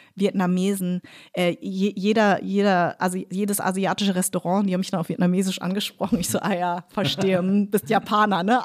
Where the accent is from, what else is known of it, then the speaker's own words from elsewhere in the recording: Munich, Bavaria, Germany; moved away as an adult; also born or lived in Darmstadt; now in Berlin, Germany; weil ich war in München sehr weiß sozialisiert. Also ich bin im total komplett weißen Umfeld groß in geworden. Äh, in Parsing.